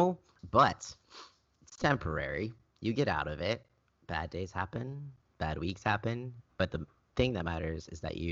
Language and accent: English; California, United States; I am from California